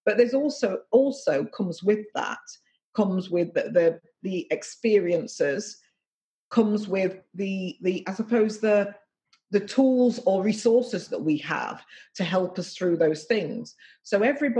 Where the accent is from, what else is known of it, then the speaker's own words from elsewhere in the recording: Nottingham, East Midlands, United Kingdom; And I was born in Nottingham, and the area of Nottingham I was born in was a relatively poor working class area.